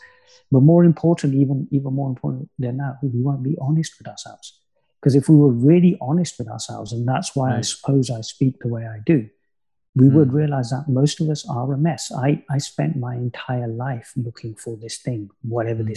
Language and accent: English; Coventry, West Midlands, United Kingdom; my hometown of Coventry